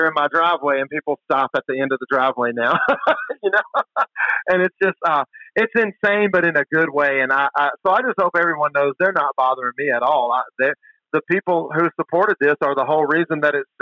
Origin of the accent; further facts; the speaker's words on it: Mississippi, United States; I grew up in Mississippi.